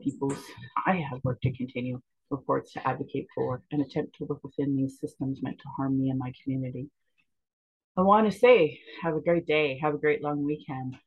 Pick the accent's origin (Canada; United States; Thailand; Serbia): Canada; Calgary, Alberta; I was born in Calgary, or in Blackfoot, Kinstis